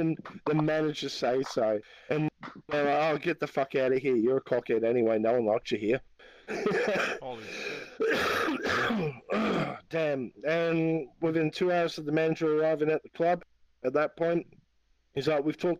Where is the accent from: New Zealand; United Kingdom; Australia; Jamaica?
Australia; I'm Australian. I'm Aussie. Aussie.